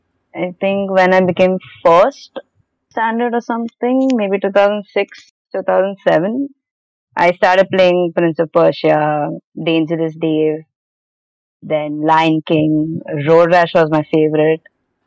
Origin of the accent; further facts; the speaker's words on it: Mumbai, Maharashtra, India; I'm from Mumbai, and I met Krasma in an interview.